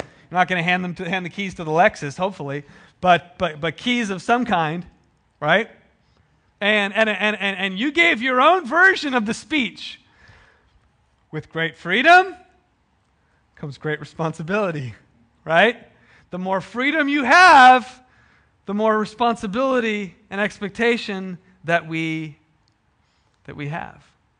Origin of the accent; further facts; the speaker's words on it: United States; We grew up in America, right? The land of the free, where every person has dignity and value.